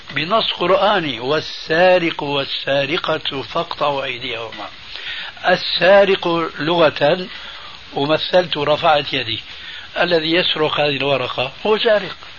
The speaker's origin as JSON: {"language": "Arabic", "country": "Syria", "said": "عندنا في الشام"}